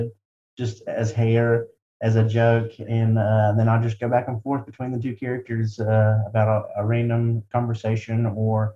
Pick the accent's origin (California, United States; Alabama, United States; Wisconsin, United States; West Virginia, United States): West Virginia, United States; Wyoming County; I'm from Wyoming County, West Virginia